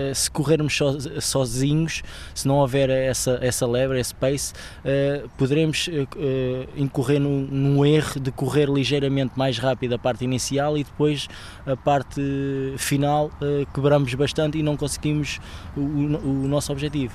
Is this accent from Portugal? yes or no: yes; Santiago dos Velhos, Lisbon, Portugal; o Santiago Futebol Clube, que era da minha terra